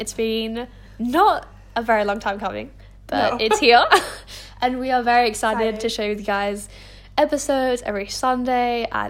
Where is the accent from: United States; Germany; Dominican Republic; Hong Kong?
Hong Kong; But I'm French and Australian. So we'll dive into a little bit of that. Oh no, I grew up in Hong Kong, so I'm just a bit cultured.